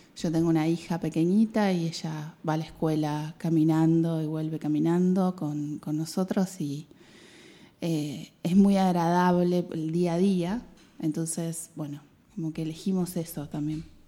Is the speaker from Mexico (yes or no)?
no; Mar del Plata, Buenos Aires Province, Argentina; moved away as an adult; also born or lived in Patagonia; now in Cádiz, Spain; yo nací en el oeste de Buenos Aires, que sería Gran Buenos Aires. Soy casi porteña, pero no soy porteña. pero viví toda mi vida en Mar del Plata